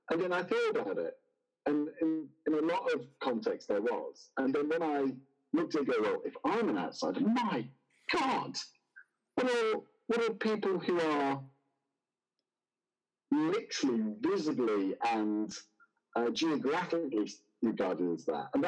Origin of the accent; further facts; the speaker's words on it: United Kingdom; moved away as an adult; also born or lived in Oxford / United States; I'm British and lived in Oxford.